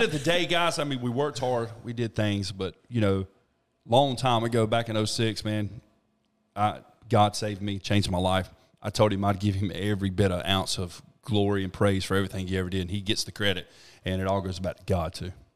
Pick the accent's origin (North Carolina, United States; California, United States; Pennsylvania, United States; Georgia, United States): North Carolina, United States; Thomasville; now in Trinity, United States; I'm from Thomasville.